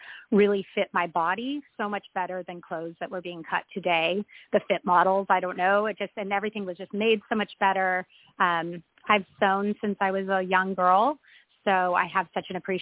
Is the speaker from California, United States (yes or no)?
yes; Palm Springs, California, United States; I was born and raised in Palm Springs